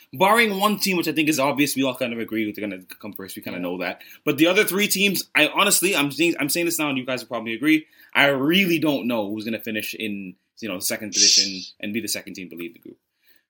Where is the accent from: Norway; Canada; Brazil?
Canada; For me as a Canadian, it sounds very, very basic and very boring